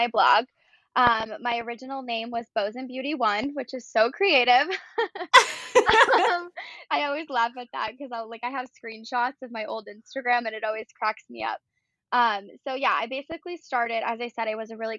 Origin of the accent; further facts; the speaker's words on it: Buffalo, New York, United States; I grew up in Buffalo, New York